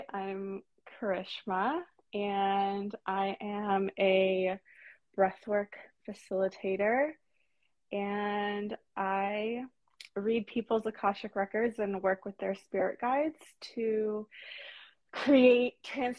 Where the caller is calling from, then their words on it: Sacramento, California, United States; I'm in Sacramento.